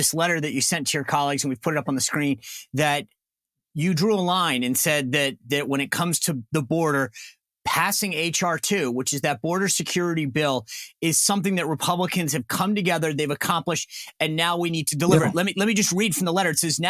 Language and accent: English; Rhode Island, United States; I grew up in Rhode Island. I had a Texas roommate.